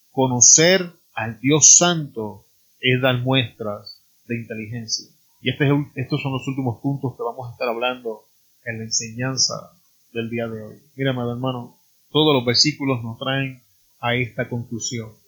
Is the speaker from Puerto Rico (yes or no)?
yes; Puerto Rico; En mi país, Puerto Rico